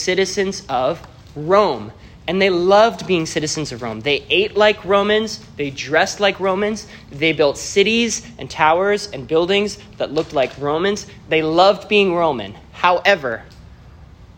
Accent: Canada; moved away as an adult; now in United States; I am a Canadian citizen

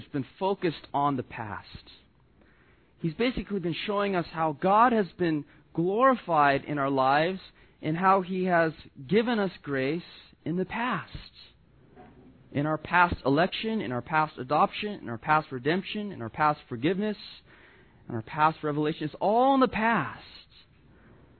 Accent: Southern California, United States; growing up in Southern California

